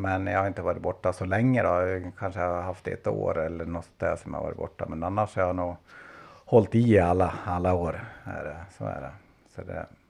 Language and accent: Swedish; Fredriksberg, Dalarna County, Sweden; also born or lived in Ludvika / Borlänge; jag är en dalmas som är uppvuxen faktiskt en bit utanför Ludvika, alltså en liten ort som heter Fredriksberg, även kallat Säfsen.